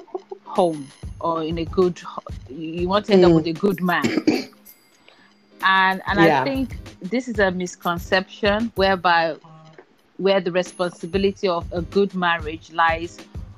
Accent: Nigeria; we grew up in Nigeria and in areas whereby it's very cultural / religious

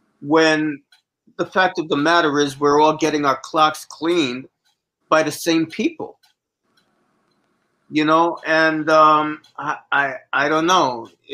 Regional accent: Jamaica; I guess they couldn't invade Jamaica because technically we're still a British Commonwealth.

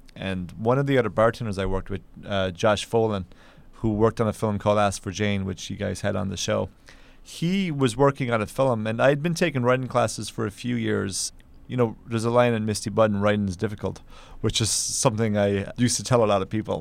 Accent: Kerry, Munster, Ireland; now in New York, United States; I'm from Ireland originally, and, uh, I, I'm from a place called Kerry

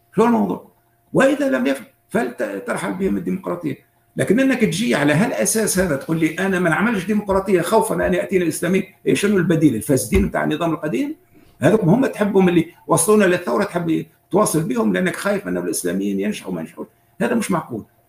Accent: Tunisia; موجودين عندنا في تونس

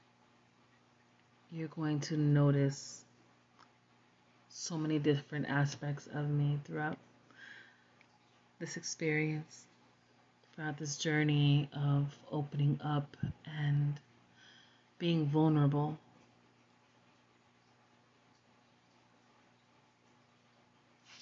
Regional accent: New Jersey, United States; also born or lived in Puerto Rico; Growing up in Jersey, where New York was literally a subway ride away.

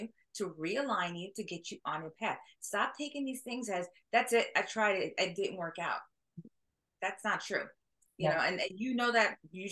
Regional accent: New York, United States; I'm from New York.

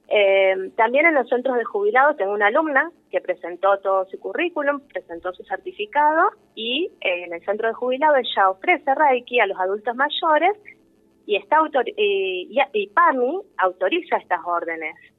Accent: Rosario, Santa Fe, Argentina; somos de Rosario

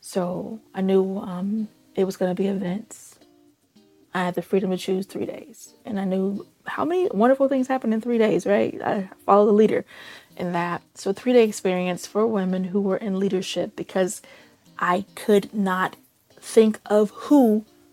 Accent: Chicago, Illinois, United States; I grew up in Chicago streets. I know Chicago streets

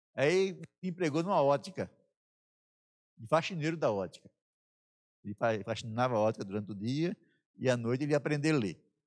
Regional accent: sertão of Bahia, Brazil; Lá no sertão da Bahia, né, onde eu nasci

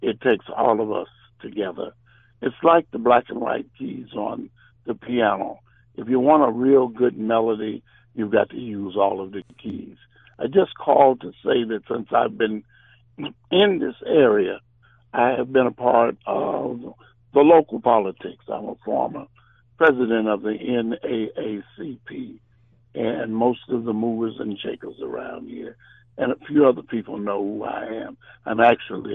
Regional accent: St. Louis, Missouri, United States; moved away; I am originally from St. Louis

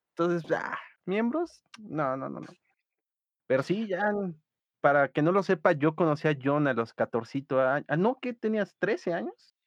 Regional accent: Mexico City, Mexico; como buen defeño que soy

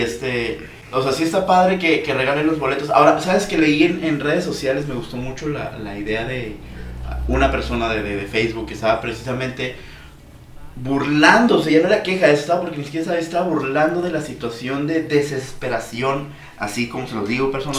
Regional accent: Mazatlán, Sinaloa, Mexico; somos de Mazatlán

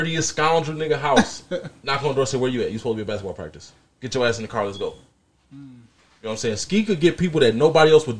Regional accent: Joliet, Illinois, United States; also born or lived in Aurora; I've been here my whole life. Born and raised in Joliet. I ain't never left

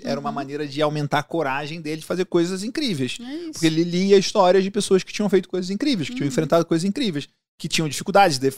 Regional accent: Rio de Janeiro, Brazil; Eu, morei, eu, sou carioca, morei no Rio.

